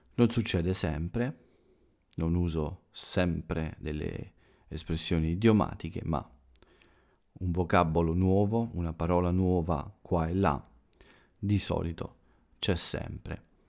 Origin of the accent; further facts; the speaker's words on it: Italy; quello che accade qui in Italia ogni giorno, per avvicinarvi un po' al mio paese